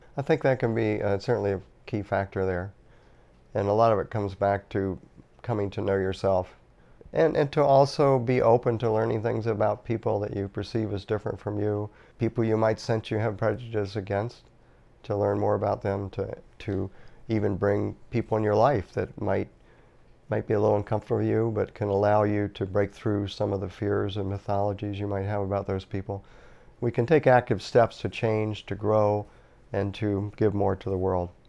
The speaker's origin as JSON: {"language": "English", "town": "Norfolk", "region": "Virginia", "country": "United States", "tie": "born or raised there", "moved": "as an adult", "said": "I was born in nineteen forty-five and grew up in Norfolk, Virginia. That was my hometown"}